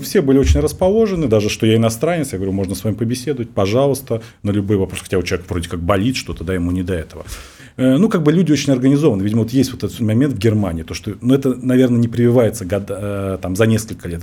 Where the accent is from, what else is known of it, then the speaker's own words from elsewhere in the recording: Russia; я врач из России